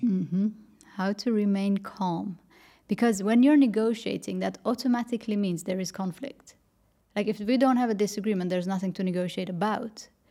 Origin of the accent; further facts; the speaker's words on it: Netherlands; moved away as an adult; also born or lived in Paris, France; I grew up in the Netherlands, worked for a bank